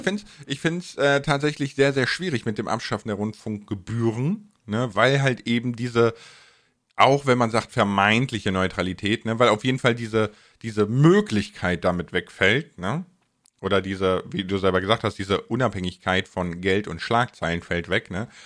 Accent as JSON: {"language": "German", "town": "Bonn", "region": "North Rhine-Westphalia", "country": "Germany", "said": "ich komme ja aus Bonn"}